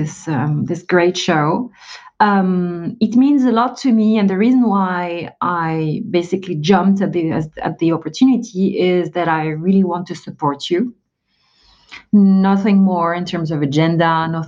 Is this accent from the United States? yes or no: no; Algeria; now in France; I'm an immigrant, but not in the US. I'm based in France. I was born in Algeria